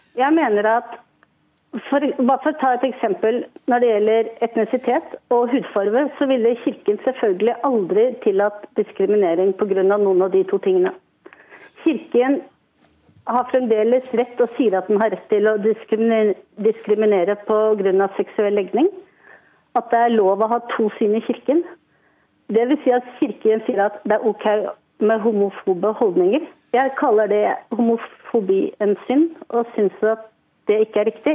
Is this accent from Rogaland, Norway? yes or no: no; Oslo, Norway; Jeg er født i Oslo, jeg har vokst opp i Oslo. Oslo er min by.